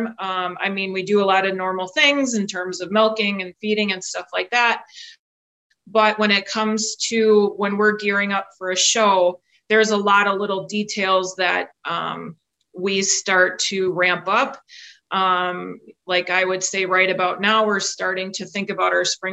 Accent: central Minnesota, United States; also born or lived in Elmira, Wisconsin; now in Wisconsin, United States; I'm actually a native of central Minnesota, grew up on a registered

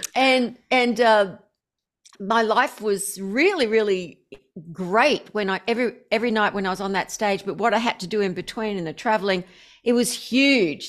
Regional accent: Australia; I'm obviously Australian.

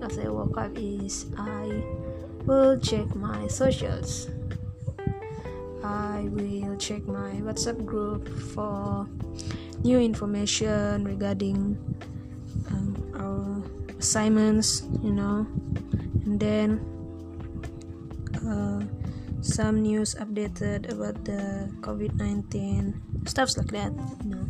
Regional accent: Sabah, Malaysia; moved away as an adult; also born or lived in Tanjung Malim; I just got back here in my hometown in Sabah

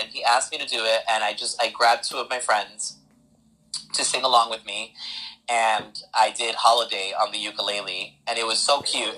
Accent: New Jersey, United States; I was born and raised in North Jersey

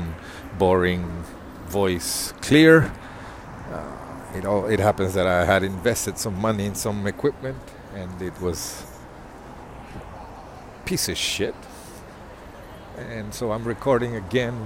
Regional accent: Mozambique; I grew up in Mozambique

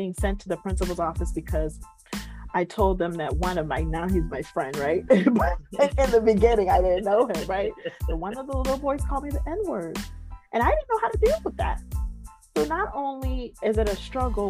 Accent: United States; I'm from the kingdom before I associate with myself that I'm from America

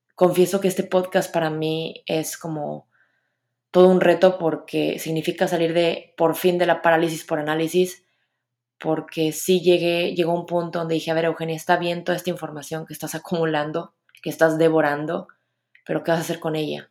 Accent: Monterrey, Nuevo León, Mexico; soy de Monterrey

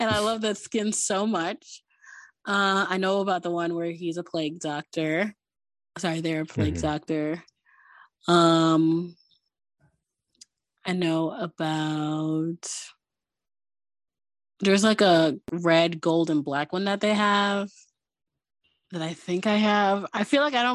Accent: United States; I am American because I was born and raised in America, but like, my whole family is Caribbean

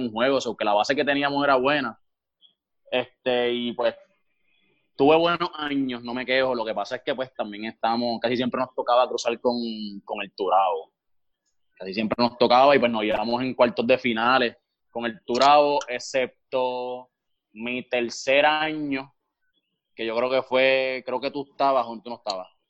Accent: Canóvanas, Puerto Rico; also born or lived in Río Grande; nosotros somos de acá de Canóvana

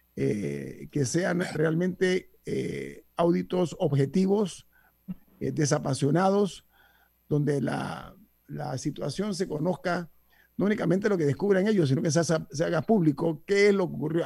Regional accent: Panama; como panameños

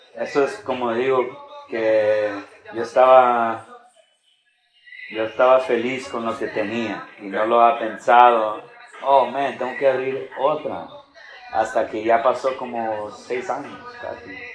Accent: Florida, United States; also born or lived in Chicago, Illinois / Tampa area; Yo nací en Chicago, pero nomás viví ahí hasta los 8 años, 9 años. Y entonces nos movimos para acá a Florida y mis papás encontraron casa en St. y desde chiquito viví

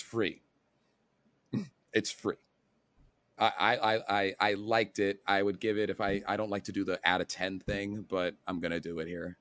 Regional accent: United States; I'm an American

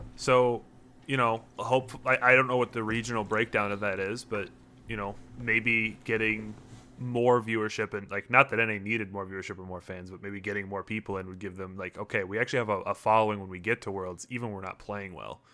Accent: Minnesota, United States; we're all from Minnesota

